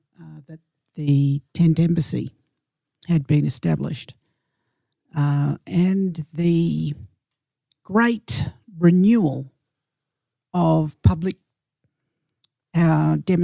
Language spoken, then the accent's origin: English; New South Wales, Australia; also born or lived in Snowy Mountains; So myself and my brother and sister were all born in New South Wales.